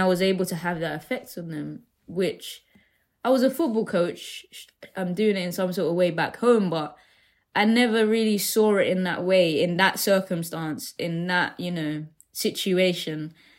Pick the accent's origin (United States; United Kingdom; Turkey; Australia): United Kingdom; London; growing up in Deptford